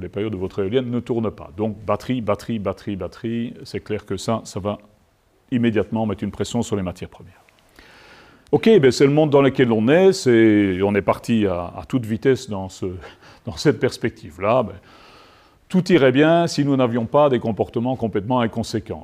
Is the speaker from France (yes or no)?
no; Liège, Wallonia, Belgium; je suis liégeois